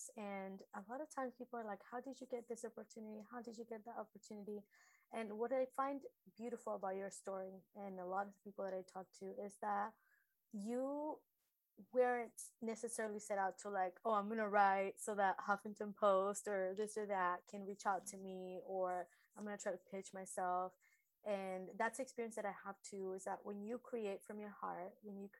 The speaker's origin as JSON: {"language": "English", "country": "Argentina", "tie": "born or raised there", "moved": "yes", "lives_now": "United States", "said": "growing up in Argentina, we were really poor"}